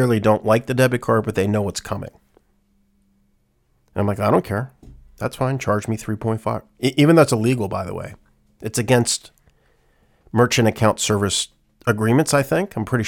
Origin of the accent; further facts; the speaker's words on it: England, United Kingdom; Like, we're, as English people, we're used to it.